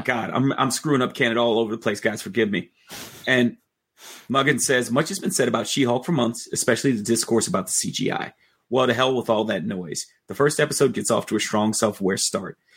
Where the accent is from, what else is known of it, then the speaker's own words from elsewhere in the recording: New York, United States; as a New Yorker